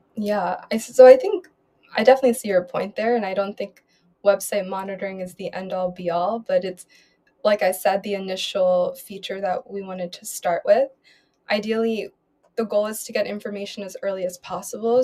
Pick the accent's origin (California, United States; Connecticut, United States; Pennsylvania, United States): Pennsylvania, United States; Philadelphia; moved away as an adult; now in Berlin, Germany; born and raised in Philadelphia